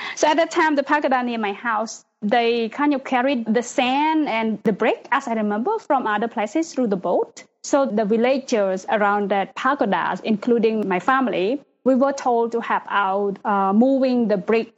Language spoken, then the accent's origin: English; Cambodia; also born or lived in Phnom Penh, Cambodia; I was born in Prevent province.